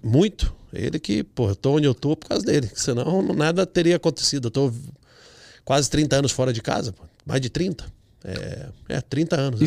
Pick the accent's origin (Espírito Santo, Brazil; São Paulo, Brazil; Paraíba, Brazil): São Paulo, Brazil; Campinas; moved away as an adult; also born or lived in Porto Seguro; now in United States; Nasci em Campinas